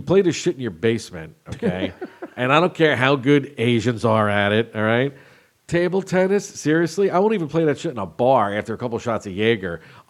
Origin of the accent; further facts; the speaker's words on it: Jersey Shore, New Jersey, United States; I grew up on the Jersey Shore